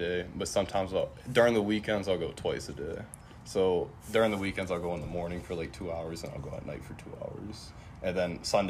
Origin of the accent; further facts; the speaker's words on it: East Coast, United States; And I had a whole bunch of preferences on the East Coast because I'm from the East Coast.